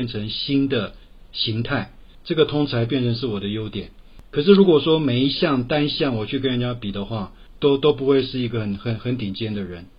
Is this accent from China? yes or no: no; Taipei, Taiwan; 我台北人。